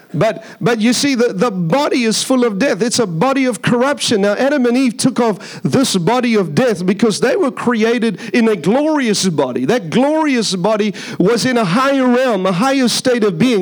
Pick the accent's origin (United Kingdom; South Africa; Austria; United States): South Africa; Durban, KwaZulu-Natal; moved away; I come from South Africa. was born in South Africa, born in a place called Durban, South Africa. It's a beach city, a surfer city. So when I was young, I used to do a lot of surfing.